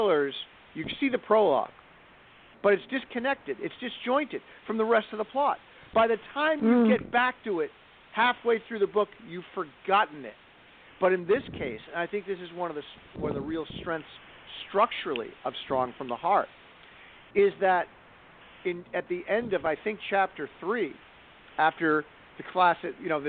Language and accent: English; Rhode Island, United States; my home state of Rhode Island